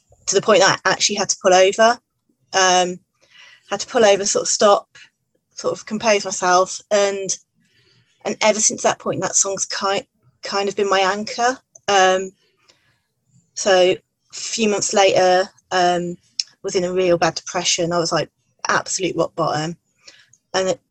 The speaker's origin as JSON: {"language": "English", "town": "Redditch", "region": "West Midlands", "country": "United Kingdom", "said": "I'm from Redditch in England, which is just south of Birmingham"}